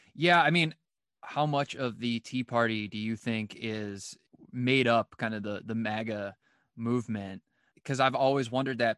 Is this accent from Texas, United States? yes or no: no; Cleveland, Ohio, United States; I'm from Cleveland